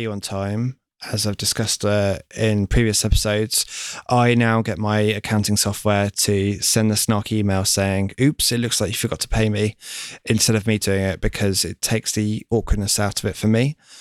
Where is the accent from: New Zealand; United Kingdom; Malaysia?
United Kingdom; Lincoln, East Midlands; now in London, United Kingdom; I'm from Lincoln